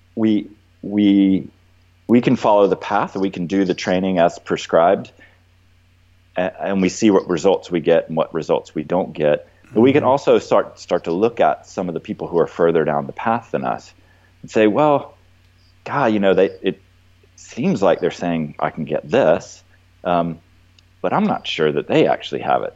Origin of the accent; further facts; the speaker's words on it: Athens, Georgia, United States; moved away as an adult; also born or lived in Santa Cruz, California; I actually grew up in Athens and then was gone for 20 years.